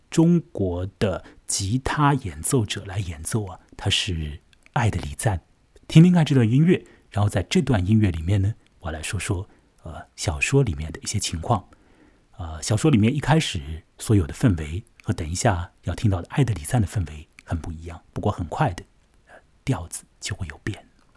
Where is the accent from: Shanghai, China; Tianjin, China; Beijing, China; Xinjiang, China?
Shanghai, China; 在上海的崇明岛上和你说话。 我现在所待的这个地方呢， 就是我的老家啊， 崇明岛。 它虽然是属于上海管辖的一处地方啊， 但是呢， 在我这儿， 这个岛上面的气氛和那所谓的魔都之中的那种激动人心的啊， 或者是很是紧张的这个气氛啊， 当然是大不一样的嘛。